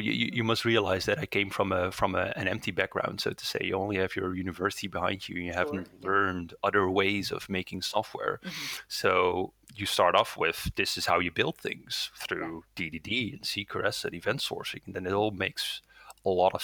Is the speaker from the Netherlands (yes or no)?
yes; Netherlands; first language Dutch; English is a second language; I'm born and raised in the Netherlands, so my primary language is Dutch